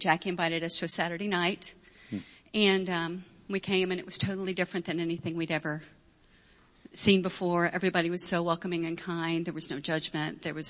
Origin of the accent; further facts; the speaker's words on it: Carlisle, Ohio, United States; also born or lived in Middletown, Ohio; I was born in Middletown. Really? Grew up here.